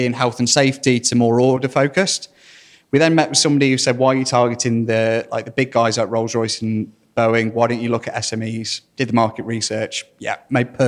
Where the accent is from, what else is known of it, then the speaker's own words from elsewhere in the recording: Burton upon Trent, East Midlands, United Kingdom; I'm from Burton near Derby